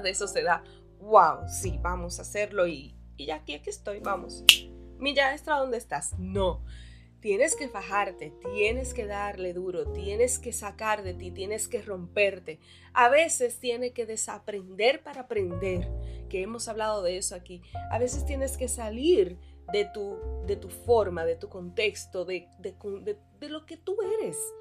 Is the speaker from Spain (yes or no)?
no; Dominican Republic; also born or lived in Santo Domingo; en la provincia en la que vivo, en Santo Domingo